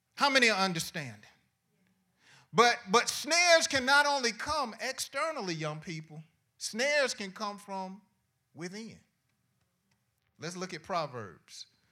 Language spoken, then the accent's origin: English; Decatur, Georgia, United States; also born or lived in College Park; I was, uh, living in College Park up until the third grade. Then after the third grade, my family and I, we moved to Decatur, and I was raised in Decatur